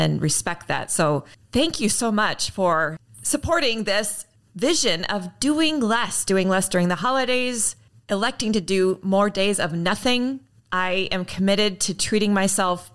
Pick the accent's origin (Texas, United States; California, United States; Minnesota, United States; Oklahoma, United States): Minnesota, United States; Minneapolis; my hometown, Minneapolis, Minnesota